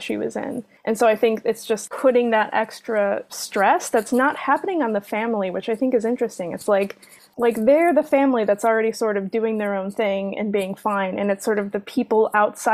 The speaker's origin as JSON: {"language": "English", "town": "Valparaiso", "region": "Indiana", "country": "United States", "tie": "born or raised there", "said": "I grew up in Valparaiso"}